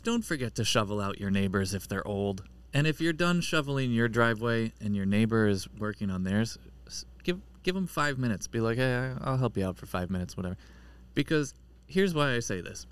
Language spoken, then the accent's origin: English; Pennsylvania, United States; now in New England, United States; I'm from Pennsylvania